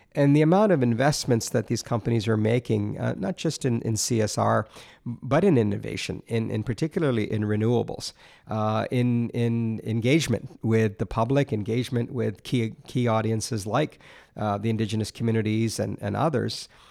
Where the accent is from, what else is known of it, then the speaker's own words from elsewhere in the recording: Alberta, Canada; moved away as an adult; now in Ontario, Canada; growing up in Alberta